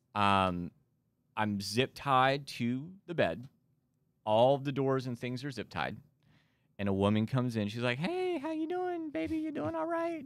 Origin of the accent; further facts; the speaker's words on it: Amarillo, Texas, United States; moved away; I'm from Amarillo, Texas, born and raised there